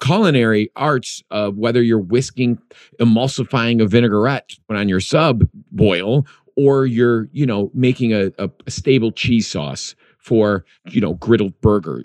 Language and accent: English; Chicago, Illinois, United States; I grew up in Chicago, the Midwest.